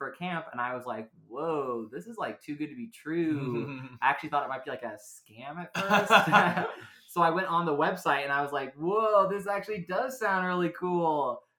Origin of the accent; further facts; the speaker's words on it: Oregon, United States; I grew up outside of Portland, and I actually went to outdoor school, you know, back at my old school, you know, when I was in sixth grade, actually.